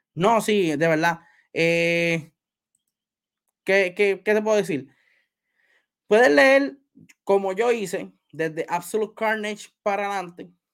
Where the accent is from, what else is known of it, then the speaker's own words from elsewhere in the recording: Puerto Rico; yo soy puertorriqueño